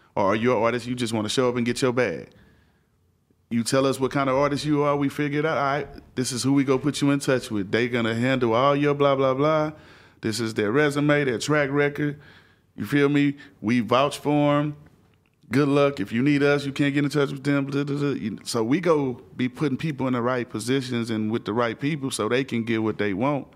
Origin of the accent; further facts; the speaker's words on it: Houston, Texas, United States; I'm from Houston